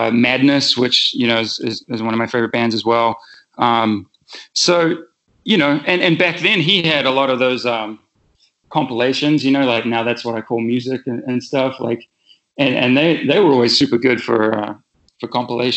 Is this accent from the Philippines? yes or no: no; New Zealand; moved away as an adult; also born or lived in England / West Coast, United States; now in United States; I was born in England. And I moved, my family moved from England to New Zealand in 86. So I just had my 40th birthday